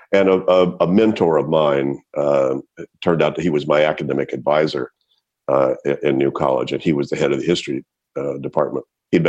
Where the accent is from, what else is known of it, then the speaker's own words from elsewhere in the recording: United States; moved away as an adult; also born or lived in Palestine, Texas / Shreveport, Louisiana / Switzerland / Berkeley, California; growing up in East Texas and then Shreveport, Louisiana